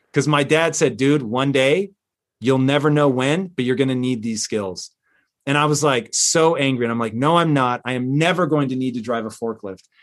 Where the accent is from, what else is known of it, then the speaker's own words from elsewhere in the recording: Tacoma, Washington, United States; I grew up in Tacoma, Washington